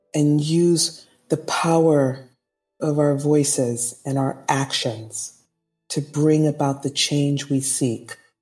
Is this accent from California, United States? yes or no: yes; Los Angeles, California, United States; also born or lived in Oakland, California / South Pasadena, California; I was born in Los Angeles, California in the year 1970